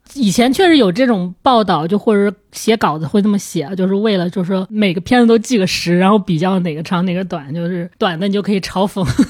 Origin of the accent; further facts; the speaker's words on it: China; 他可能他也不知道我是中国人、日本人之类的